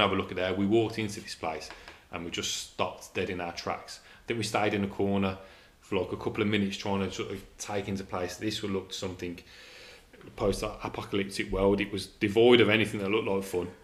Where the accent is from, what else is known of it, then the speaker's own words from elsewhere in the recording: England, United Kingdom; we're English